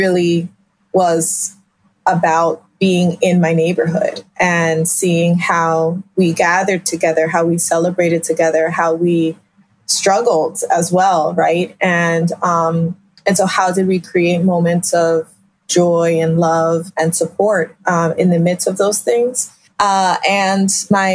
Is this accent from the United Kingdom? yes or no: no; Philadelphia, Pennsylvania, United States; I am a child of immigrants, born and raised in South Philadelphia